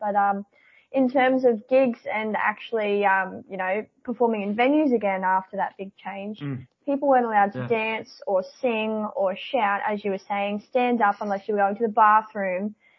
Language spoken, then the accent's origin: English; Newcastle, North East England, United Kingdom; my hometown of Newcastle